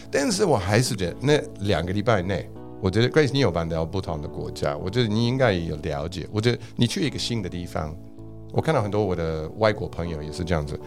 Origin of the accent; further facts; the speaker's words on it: Australia; accent: Australian English; Chinese is a second language; also born or lived in Scotland (ancestry) / Singapore; now in Taiwan; 我是台湾的国语，跟我的英文是澳洲的英文